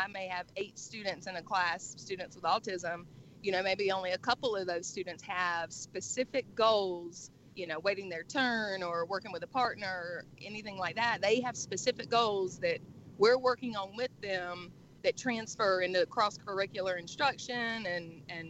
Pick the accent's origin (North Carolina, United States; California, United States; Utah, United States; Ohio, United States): North Carolina, United States; also born or lived in Winston-Salem; I am from North Carolina, currently live there, I've lived there all my life